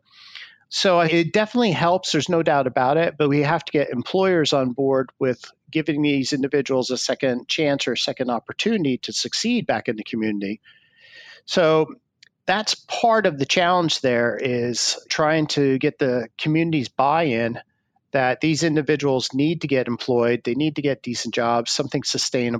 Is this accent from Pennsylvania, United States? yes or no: yes; Pennsylvania, United States; my home state of Pennsylvania